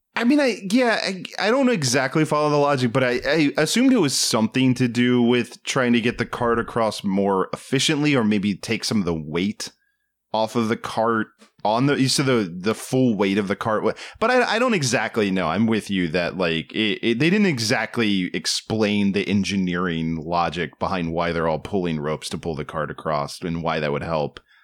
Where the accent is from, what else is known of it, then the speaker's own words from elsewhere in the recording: East Coast, United States; moved away; I am from the East Coast